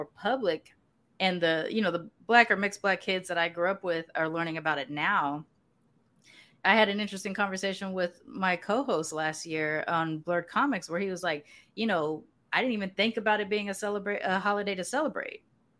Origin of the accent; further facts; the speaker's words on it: California, United States; I grew up with Juneteenth in California because my family is, you know, Galveston enslaved is my family history. They're from Texas. They came over to California.